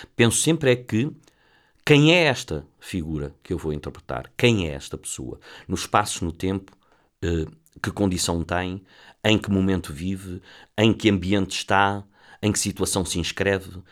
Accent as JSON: {"language": "Portuguese", "region": "Lisbon", "country": "Portugal", "tie": "born or raised there", "said": "sou, sou de Lisboa, do bairro de Campolide"}